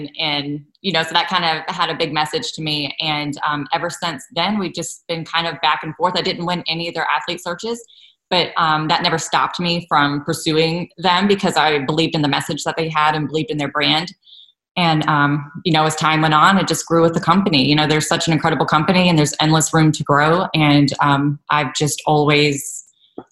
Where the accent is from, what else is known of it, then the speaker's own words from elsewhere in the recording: South Carolina, United States; I'm from South Carolina